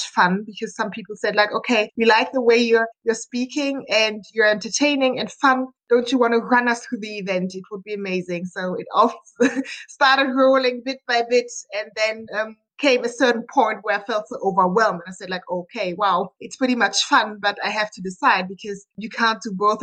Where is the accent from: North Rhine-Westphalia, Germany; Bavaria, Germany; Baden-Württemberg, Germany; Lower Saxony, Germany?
Bavaria, Germany; Munich; I'm from Germany, Munich, and I'm a business engineer